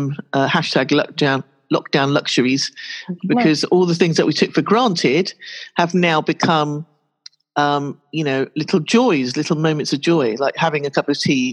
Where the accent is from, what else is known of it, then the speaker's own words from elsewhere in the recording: Pakistan; now in United Kingdom; I'm from Pakistan